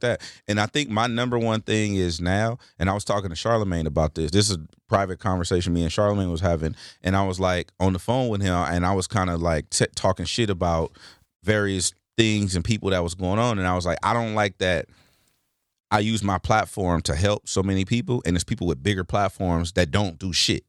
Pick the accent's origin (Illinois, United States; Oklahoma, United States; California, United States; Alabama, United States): California, United States; Los Angeles; born and raised in Los Angeles